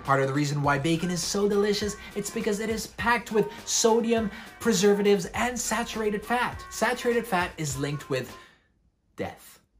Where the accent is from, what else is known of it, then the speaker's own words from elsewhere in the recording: Switzerland; I'm from Switzerland